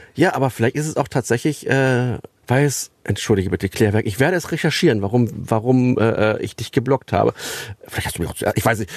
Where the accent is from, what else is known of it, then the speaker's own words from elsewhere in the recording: Berlin, Germany; now in Löhne, Germany; der Süden von Berlin, äh, wo ich groß geworden bin